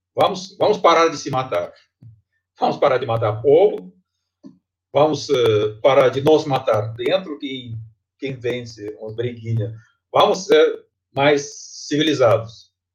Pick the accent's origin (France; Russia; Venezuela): Russia; Tomsk, Tomsk Oblast; Portuguese is a second language; moved away as an adult; now in Brazil; eu sou da Sibéria. Eu, eu nasci uma cidade chamada Tomsk